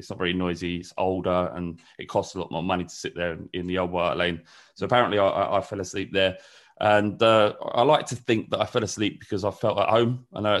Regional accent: Holloway, London, United Kingdom; also born or lived in Woodford, United Kingdom; I was born in Woodford in East London. My mum and my dad lived in a little flat in a council estate over that way. But the vast majority of my childhood was in Holloway in North London

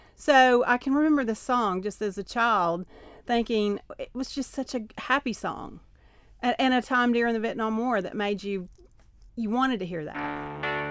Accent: Knoxville, Tennessee, United States; accent: Appalachian; Knoxville, where I was raised

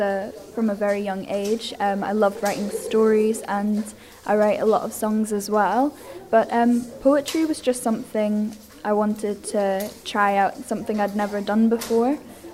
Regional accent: Edinburgh, Scotland, United Kingdom; now in Isle of Man; because I was from Edinburgh, a city just like Esther, but when I came here, I just admired the beaches.

